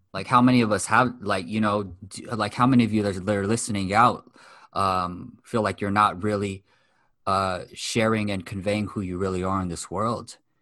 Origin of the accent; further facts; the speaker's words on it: Los Angeles, California, United States; also born or lived in Japan; I'm born and raised in West Los Angeles, fourth generation Japanese American